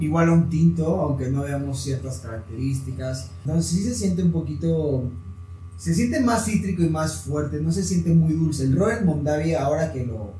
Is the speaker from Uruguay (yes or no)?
no; Mexico; como mexicano